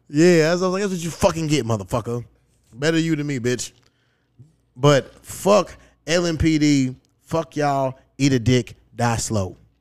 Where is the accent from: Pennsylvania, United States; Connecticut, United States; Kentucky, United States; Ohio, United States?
Kentucky, United States; Louisville; moved away; my hometown